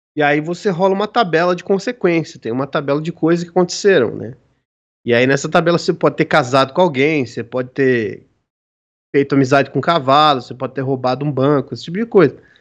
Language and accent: Portuguese; São Paulo, Brazil; eu sou de São Paulo